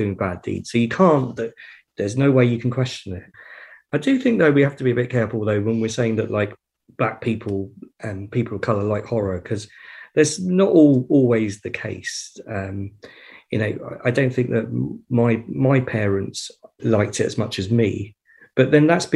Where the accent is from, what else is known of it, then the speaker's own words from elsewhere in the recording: United Kingdom; I'm a British guy